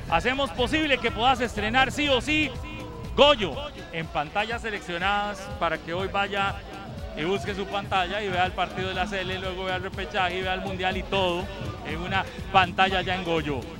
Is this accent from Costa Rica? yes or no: yes; Alajuela, Costa Rica; soy de Alajuela.